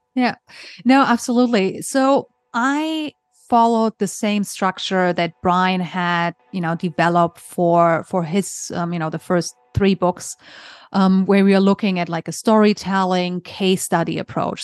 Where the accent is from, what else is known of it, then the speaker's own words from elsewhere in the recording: Germany; moved away as an adult; also born or lived in Hong Kong; originally, I'm from Germany. So I grew up in Germany.